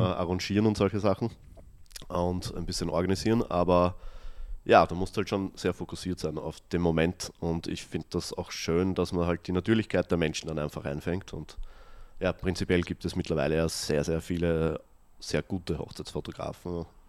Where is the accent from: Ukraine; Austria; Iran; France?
Austria; ich bin ja selber in, am Land aufgewachsen, mhm. also in einem 200 Einwohner Dorf